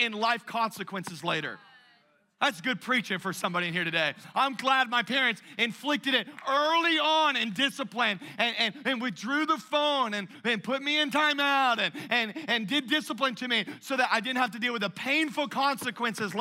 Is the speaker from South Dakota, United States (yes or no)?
no; Louisiana, United States; my family, we're from Louisiana